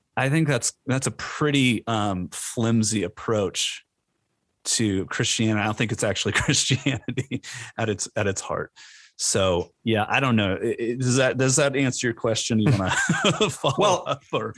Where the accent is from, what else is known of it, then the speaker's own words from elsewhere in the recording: Orange County, California, United States; moved away; also born or lived in Edinburgh, Scotland; I born and raised in Orange County